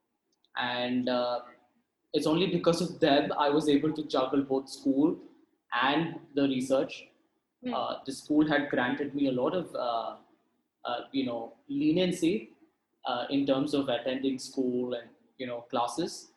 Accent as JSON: {"language": "English", "town": "Hosur", "region": "Tamil Nadu", "country": "India", "said": "I'm from Hosur, which is about an hour or two from Bangalore"}